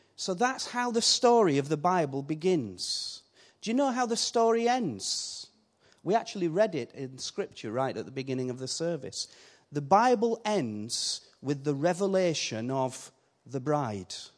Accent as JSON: {"language": "English", "region": "Yorkshire and the Humber", "country": "United Kingdom", "accent": "Yorkshire", "said": "I keep my Yorkshire accent"}